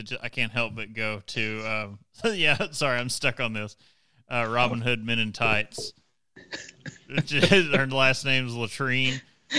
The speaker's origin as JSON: {"language": "English", "region": "Eastern Kentucky", "country": "United States"}